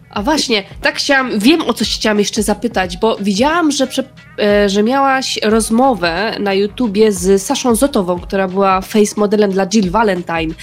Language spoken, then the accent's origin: Polish; Radom, Masovian Voivodeship, Poland; moved away as an adult; now in Kraków, Poland; mieszkam w Krakowie, a oryginalnie jestem z Radomia